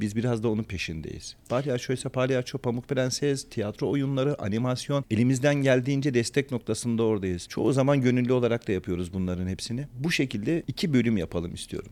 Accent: Antakya, Hatay, Turkey; also born or lived in Sivas; ben de Sivaslıyım aslen ama kendimi o kadar Antakyalı, o kadar Hataylı hissediyorum

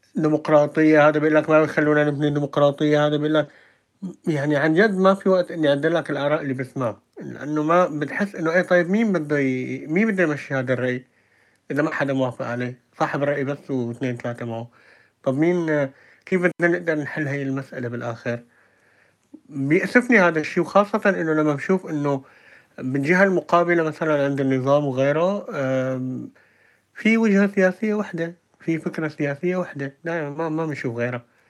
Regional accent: Syria; moved away; نحن كشعب سوري بالذات سوري

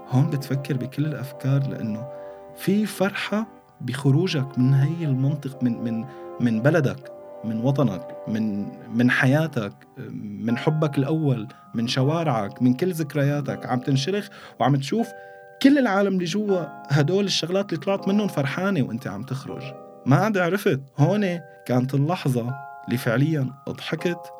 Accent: Damascus, Damascus Governorate, Syria; moved away; يعني أنا طلعت بنهاية 2015 من دمشق

